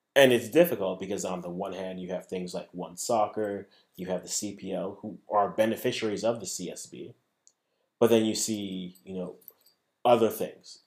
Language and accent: English; Ghana; I'm a Ghanaian